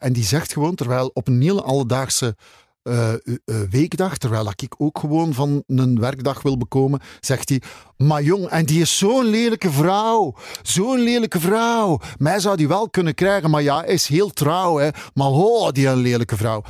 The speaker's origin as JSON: {"language": "Dutch", "town": "Zele", "region": "Flanders", "country": "Belgium", "tie": "born or raised there", "also_born_or_lived": "Dendermonde", "said": "Ik ben geboren in Zelen. Dat ligt naast Endermonde, waar ik nog altijd woon."}